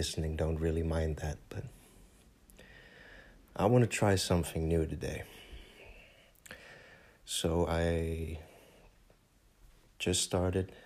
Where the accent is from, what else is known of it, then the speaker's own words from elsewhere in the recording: Netherlands; first language Dutch; English is a second language; my home country